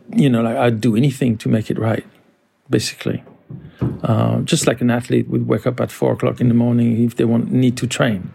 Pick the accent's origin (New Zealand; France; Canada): France; moved away as an adult; also born or lived in Paris; now in New York, United States; I grew up in France